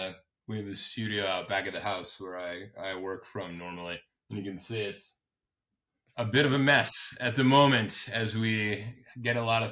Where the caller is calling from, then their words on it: Hudson Valley, New York, United States; I am calling from upstate New York. We are in Hudson Valley, New York, about 2 hours north of Manhattan.